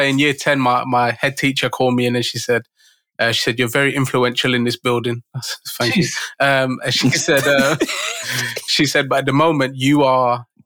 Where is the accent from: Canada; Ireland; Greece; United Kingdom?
United Kingdom; Birmingham, West Midlands; I was a grime MC because I grew up in Birmingham